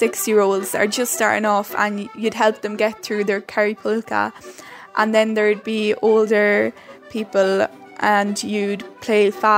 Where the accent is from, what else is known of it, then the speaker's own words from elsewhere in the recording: Carlow, Leinster, Ireland; I'm 13 years old. I'm from Carlow